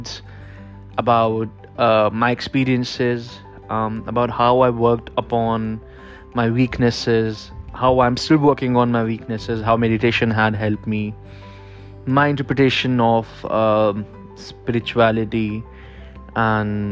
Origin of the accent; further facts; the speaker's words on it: Kanpur, Uttar Pradesh, India; I am from Kanpur, which is in India